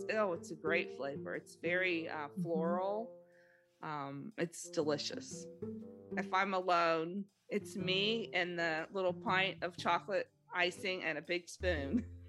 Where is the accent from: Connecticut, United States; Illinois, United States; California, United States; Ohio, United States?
California, United States; Los Angeles; grew up in Los Angeles